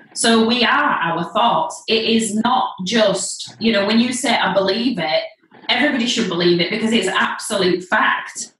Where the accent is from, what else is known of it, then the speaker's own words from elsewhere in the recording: Leeds, Yorkshire and the Humber, United Kingdom; I'm from Leeds, live in Leeds still